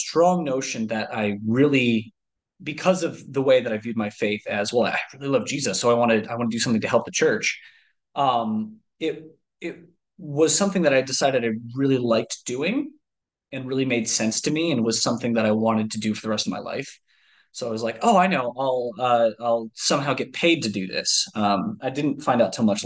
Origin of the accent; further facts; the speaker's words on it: Michigan, United States; also born or lived in Ohio; we very quickly moved to Michigan